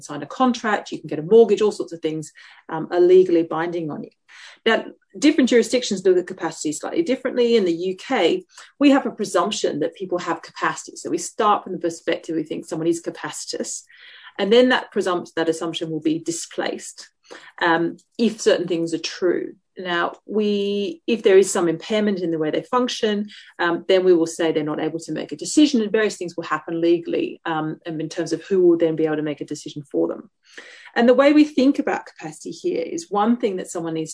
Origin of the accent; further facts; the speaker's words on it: Tasmania, Australia; moved away as an adult; now in Oxford, United Kingdom; I'm originally from Tasmania.